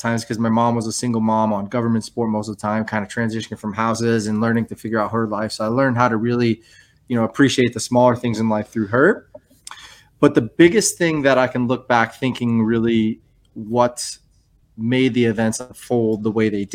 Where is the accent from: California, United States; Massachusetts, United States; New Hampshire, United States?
New Hampshire, United States; moved away; I grew up in New Hampshire, firstborn son in a Greek family